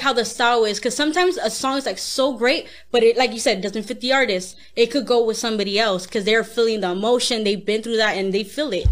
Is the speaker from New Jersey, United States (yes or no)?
no; South Gate, California, United States; I grew up in Southgate